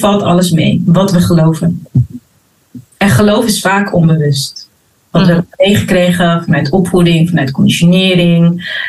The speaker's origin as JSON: {"language": "Dutch", "town": "Rotterdam", "region": "South Holland", "country": "Netherlands", "tie": "born or raised there", "also_born_or_lived": "Abu Dhabi", "said": "Geboren en getogen in Rotterdam"}